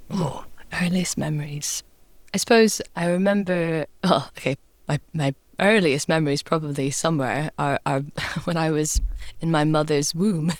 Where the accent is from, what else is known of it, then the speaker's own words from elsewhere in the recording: Scotland, United Kingdom; growing up in Scotland